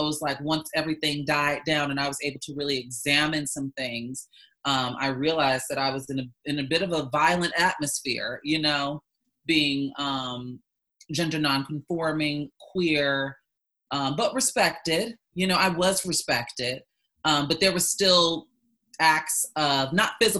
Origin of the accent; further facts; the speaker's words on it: Chicago, Illinois, United States; moved away as an adult; also born or lived in Oklahoma; now in Los Angeles, United States; I'm from the Chicagoland area, and my high school, the schooling that I experienced from kindergarten up through senior year of high school was very diverse.